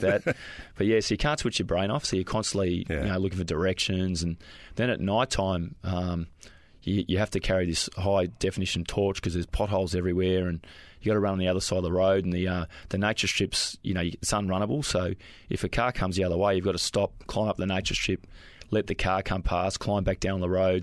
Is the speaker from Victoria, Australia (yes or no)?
yes; Springvale, Victoria, Australia; we grew up in uh, Springvale